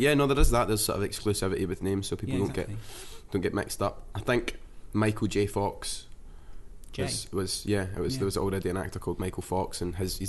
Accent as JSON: {"language": "English", "town": "Glasgow", "region": "Scotland", "country": "United Kingdom", "said": "I'm from Glasgow, man."}